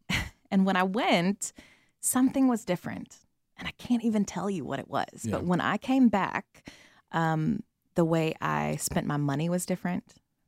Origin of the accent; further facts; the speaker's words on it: Atlanta, Georgia, United States; moved away as an adult; also born or lived in Birmingham, Alabama; now in South Africa; I'm originally from Atlanta.